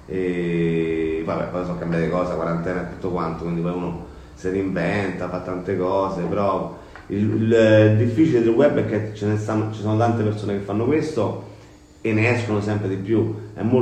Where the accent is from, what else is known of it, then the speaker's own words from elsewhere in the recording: Rome, Lazio, Italy; Ma io sono nato a San Giovanni, quindi diciamo Roma Sud, insomma, San Giovanni, un po' al centro, però eh, in base c'è uno spirito molto Roma Sud all'Alberone.